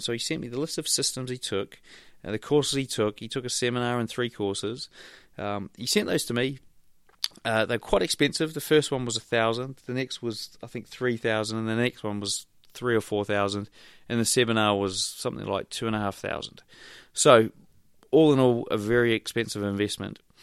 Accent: Wellington, New Zealand; I hail from Wellington, New Zealand

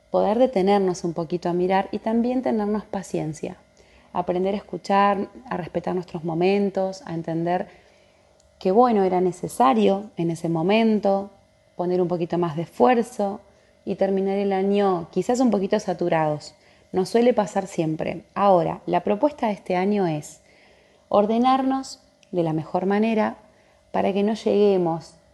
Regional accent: Comodoro Rivadavia, Chubut, Argentina; soy de Comodoro Rivadavia, de la Patagonia Argentina.

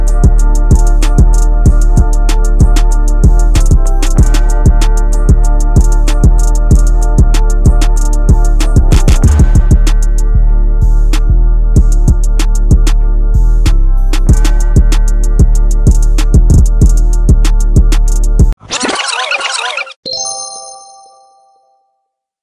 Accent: New Waverly, Texas, United States; I grew up in New Waverly, Texas

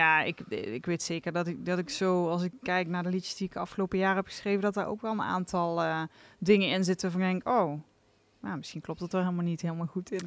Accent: Venlo, Limburg, Netherlands; afkomstig uit Venlo

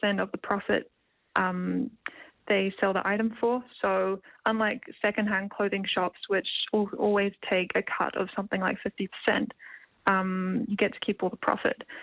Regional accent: Wellington, New Zealand; I'm from Wellington, New Zealand. I'm currently at Scots College

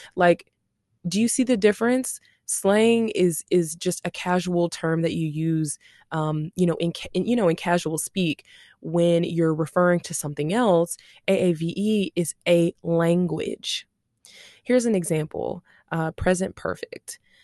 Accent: Shreveport, Louisiana, United States; now in Dallas-Fort Worth, United States; I'm from Shreveport, Louisiana.

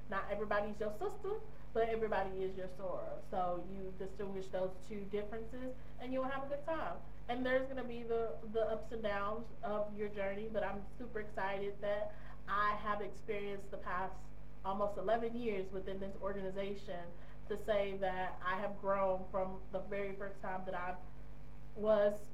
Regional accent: United States; moved away as an adult; me being American expat

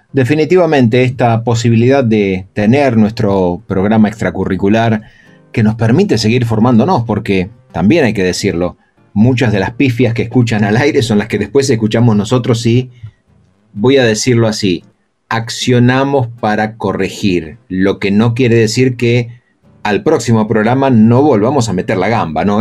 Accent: Argentina

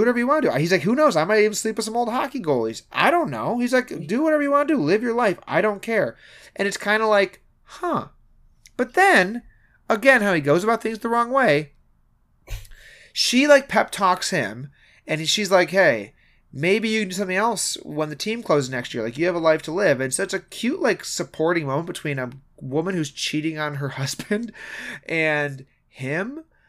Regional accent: Michigan, United States; we're from Michigan

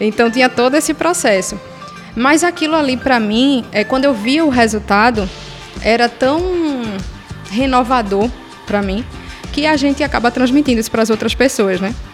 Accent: Pernambuco, Brazil; also born or lived in Ceará; eu cresci ouvindo muito nos anos 90 como uma boa pernambucana, muito forró

